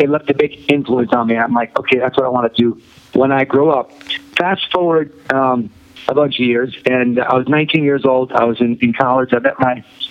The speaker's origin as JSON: {"language": "English", "region": "New York", "country": "United States", "tie": "born or raised there", "said": "I was raised in New York. That's right. I went to Brooklyn College"}